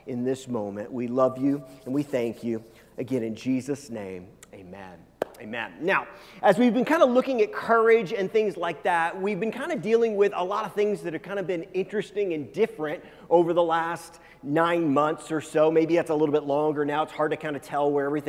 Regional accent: United States; I grew up not in Kansas, but very close to Kansas

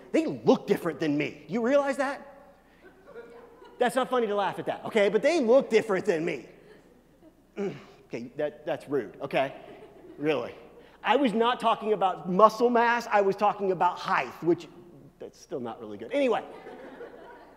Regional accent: Midwest, United States; I'm from the Midwest.

